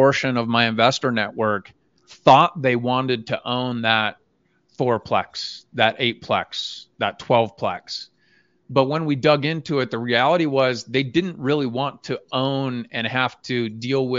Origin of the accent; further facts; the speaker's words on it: Phoenix, Arizona, United States; now in Utah, United States; I grew up in Phoenix, made a move to Utah, got my license here